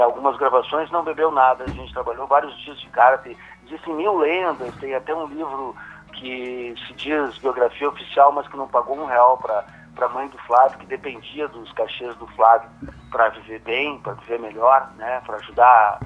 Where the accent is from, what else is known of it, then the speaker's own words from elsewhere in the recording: Soledade, Rio Grande do Sul, Brazil; now in Porto Alegre, Brazil; como eu sou de Soledade, eu vou, fico uns dias lá também com a minha mãe